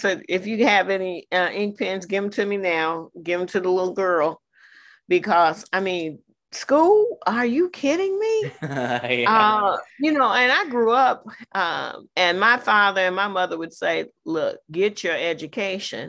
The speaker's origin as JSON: {"language": "English", "country": "United States", "said": "I am an American"}